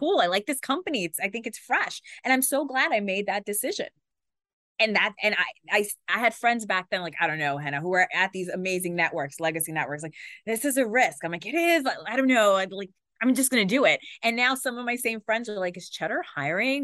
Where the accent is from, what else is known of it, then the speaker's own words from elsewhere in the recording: New York City, New York, United States; moved away as an adult; also born or lived in Watertown; I grew up in Queens, which, as you know, is the most diverse place in the world, they say